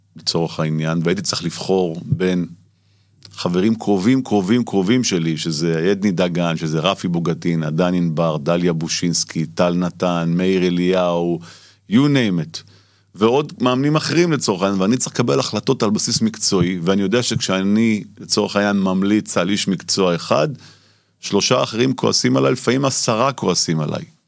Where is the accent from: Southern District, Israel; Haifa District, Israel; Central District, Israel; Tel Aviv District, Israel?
Tel Aviv District, Israel; Tel Aviv; אני גדלתי בשכונות התקווה